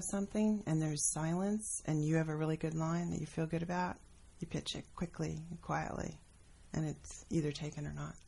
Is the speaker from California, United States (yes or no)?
yes; Los Angeles, California, United States; also born or lived in Pacific Palisades, Los Angeles; Well, actually, I grew up in Mar Vista, and then we moved to the Palisades when I was in high school.